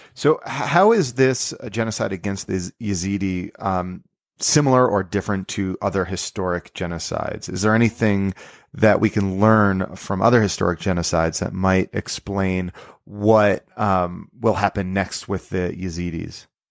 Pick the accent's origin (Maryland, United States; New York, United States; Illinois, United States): New York, United States; I grew up not far from Brewster, New York